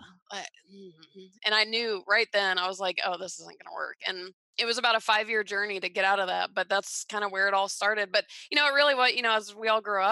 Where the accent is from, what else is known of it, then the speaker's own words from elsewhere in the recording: Atlanta, Georgia, United States; I grew up in Georgia